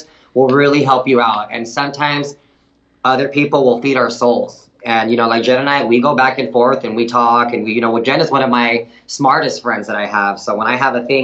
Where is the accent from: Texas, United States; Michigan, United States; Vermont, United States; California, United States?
Texas, United States; Del Rio; I'm from Del Rio